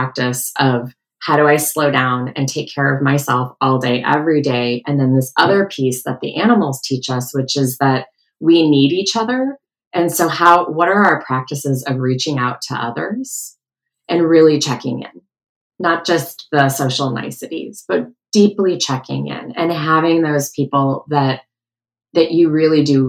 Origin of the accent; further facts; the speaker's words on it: outside of Detroit, Michigan, United States; I grew up outside of Detroit